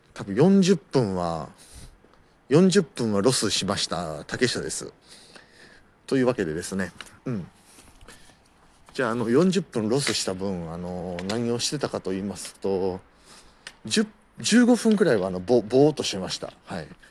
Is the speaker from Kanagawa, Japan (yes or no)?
no; Osaka, Japan; born or raised there; now in Tokyo, Japan